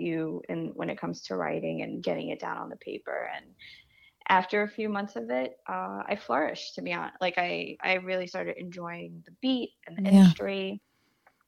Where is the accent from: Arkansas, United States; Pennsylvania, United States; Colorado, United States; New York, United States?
New York, United States; New York City; I grew up in Canarsie, and then I moved to Bensonhurst